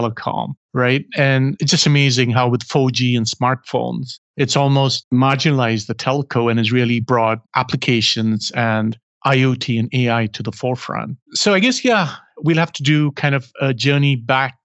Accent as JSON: {"language": "English", "country": "India", "tie": "born or raised there", "said": "in my case, growing up in India"}